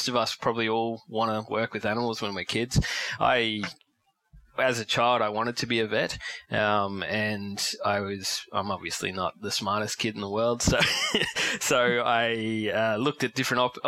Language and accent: English; Ipswich, Queensland, Australia; also born or lived in Lockyer Valley, Queensland / Brisbane; I grew up in Ipswich around Willowbank area.